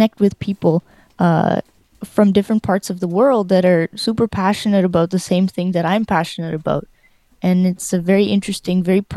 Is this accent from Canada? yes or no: yes; Canada; moved away as an adult; also born or lived in Ukraine / Winnipeg, Canada; now in Spain; I grew up in Canada, but I was born in Ukraine. And I went to the U of M in Winnipeg for my bachelor's of jazz performance